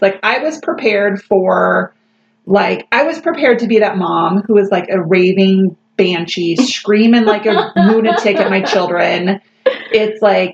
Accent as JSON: {"language": "English", "region": "Colorado", "country": "United States", "tie": "born or raised there", "also_born_or_lived": "Oregon", "moved": "yes", "said": "So I grew up in Colorado. I learned to ski when I was 2 and skied up until I moved to Oregon."}